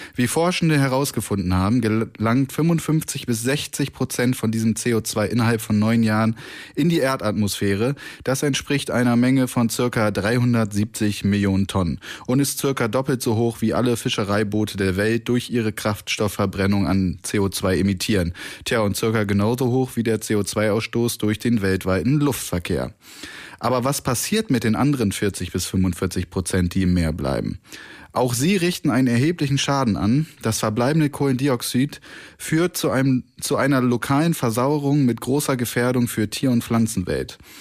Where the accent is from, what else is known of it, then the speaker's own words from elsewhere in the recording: Northern Germany, Germany; now in Cologne, Germany; bei uns im Norden